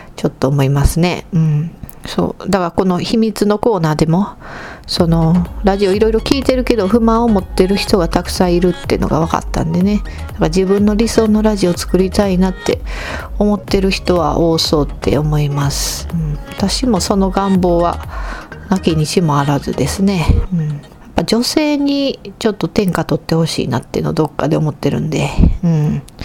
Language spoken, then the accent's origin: Japanese; Kansai, Japan; 私たち関西の人